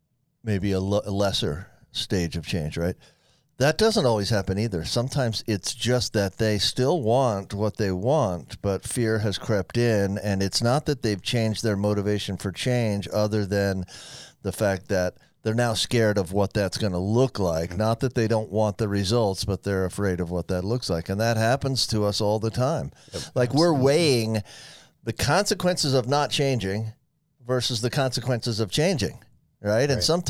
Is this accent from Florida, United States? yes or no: yes; Florida, United States; You know, I grew up in Florida, right? So I don't ever get off the beach.